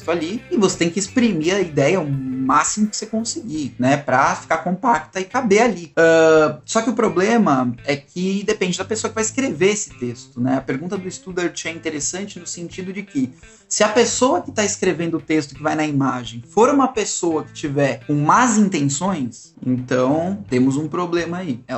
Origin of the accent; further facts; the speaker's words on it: Brazil; Eu, como um bom brasileiro, tenho muito orgulho.